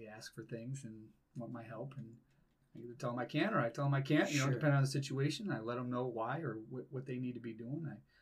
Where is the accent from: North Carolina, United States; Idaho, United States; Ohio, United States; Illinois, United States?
Ohio, United States; Mentor; we grew up in Mentor, lived in Mentor, went to school in Mentor, but my summers were in Cleveland Heights